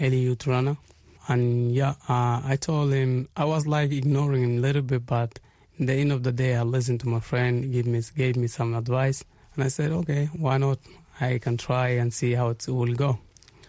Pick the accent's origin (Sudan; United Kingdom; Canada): Sudan; Darfur; now in Israel; I come from Israel now, but I'm originally from Sudan